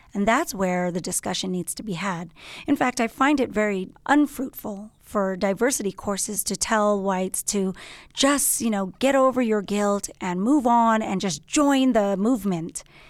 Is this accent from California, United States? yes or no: yes; Los Angeles, California, United States; I'm from Los Angeles, born and raised